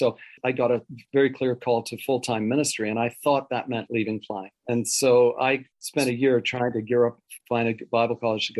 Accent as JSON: {"language": "English", "country": "Switzerland", "tie": "born there", "also_born_or_lived": "Wales", "said": "I was born in Switzerland of missionary parents, went to boarding school in Wales for 9 years."}